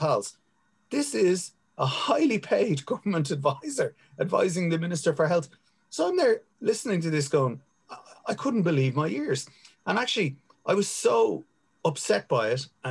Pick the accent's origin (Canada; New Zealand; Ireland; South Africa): Ireland; Dublin, Leinster; I grew up in Finglas and I was in the army for 11 years